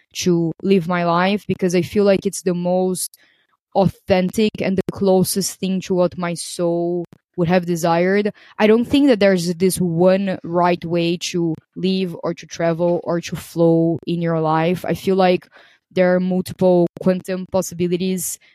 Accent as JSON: {"language": "English", "country": "Brazil", "also_born_or_lived": "Portugal / Greece", "moved": "as an adult", "said": "I am originally from Brazil"}